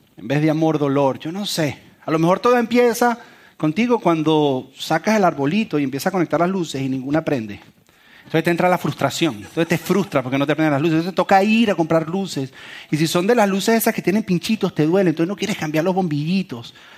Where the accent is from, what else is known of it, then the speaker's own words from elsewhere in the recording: Venezuela; moved away; Yo soy venezolano